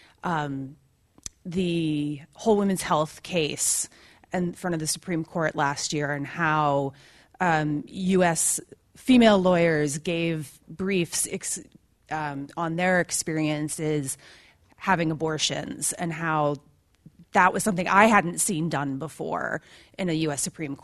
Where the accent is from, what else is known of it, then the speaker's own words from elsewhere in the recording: United States; now in London, United Kingdom; I'm an American lawyer now living in London.